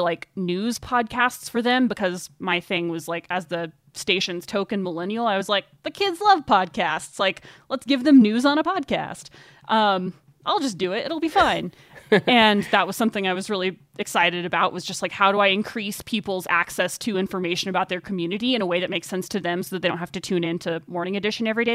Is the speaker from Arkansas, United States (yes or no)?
yes; Arkansas, United States; moved away as an adult; also born or lived in Boulder, Colorado; now in Carbondale, United States; I actually started interning at the public radio station in my hometown in Arkansas